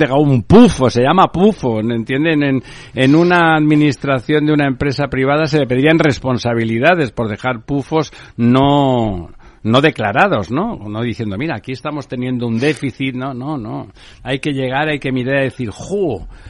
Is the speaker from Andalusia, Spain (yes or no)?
no; Barcelona, Catalonia, Spain; yo soy de Barcelona